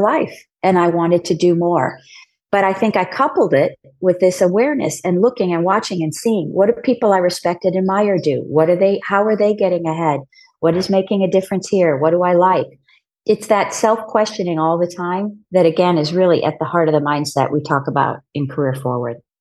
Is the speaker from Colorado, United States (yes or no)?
no; San Diego, California, United States; moved away as an adult; also born or lived in New York; as a kid growing up in San Diego, I realized pretty early on I didn't want to stay in San Diego